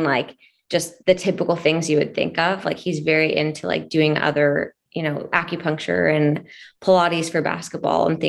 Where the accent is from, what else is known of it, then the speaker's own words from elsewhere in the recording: Boise, Idaho, United States; moved away as an adult; also born or lived in Spokane, Washington / Barcelona, Spain; now in Cleveland, United States; I'm from Boise, Idaho